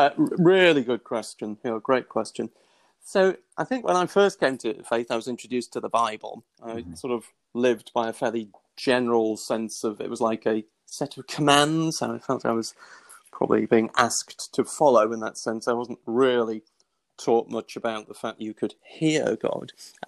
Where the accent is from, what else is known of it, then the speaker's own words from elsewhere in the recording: Wallsend, North East England, United Kingdom; I'm a Geordie by background. I was brought up in the northeast in a town called Wall's End, part of Newcastle.